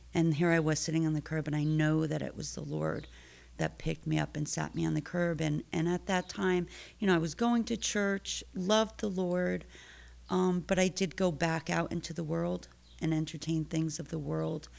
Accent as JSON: {"language": "English", "town": "Stamford", "region": "Connecticut", "country": "United States", "tie": "born or raised there", "said": "I was born and raised in Stanford. Grew up here, school, family, lots of family"}